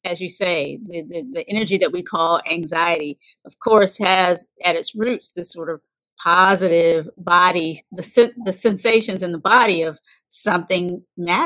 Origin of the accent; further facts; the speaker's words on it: North Carolina, United States; moved away as an adult; also born or lived in Virginia / San Francisco; I was born in North Carolina